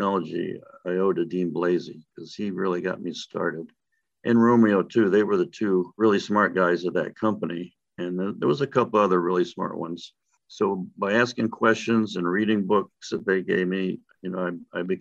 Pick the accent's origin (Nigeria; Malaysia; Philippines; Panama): Panama; Panama Canal Zone; moved away as an adult; also born or lived in Florida; I was born and raised in the Panama Canal Zone in Central America